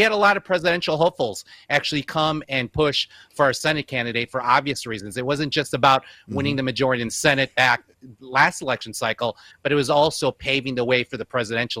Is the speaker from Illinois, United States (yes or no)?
yes; Chicago, Illinois, United States; moved away as an adult; now in Nevada, United States; born and raised in Chicago, Northwest Side